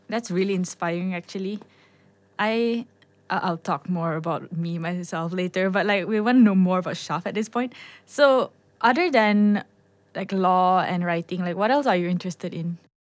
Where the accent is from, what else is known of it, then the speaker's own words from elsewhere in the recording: Sabah, Malaysia; I'm from Sabah